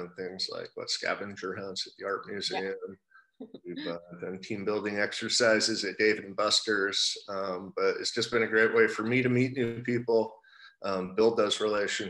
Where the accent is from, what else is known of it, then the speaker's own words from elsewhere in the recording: Oregon, United States; moved away as an adult; now in San Diego, United States; originally, I'm from Oregon